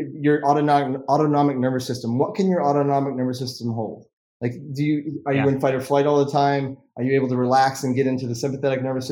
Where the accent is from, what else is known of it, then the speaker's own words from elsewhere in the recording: Vermont, United States; I was born in Vermont, and you know, growing up in that childhood experience, I was, you know, playing tennis every day all summer, playing golf, skiing all winter